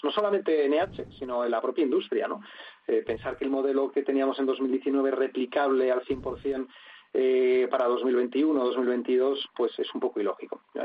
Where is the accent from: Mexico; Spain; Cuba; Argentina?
Spain; como además español